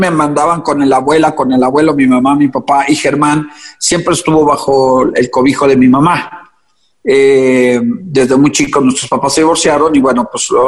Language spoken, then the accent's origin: Spanish; Puebla, Mexico; born there; En Puebla.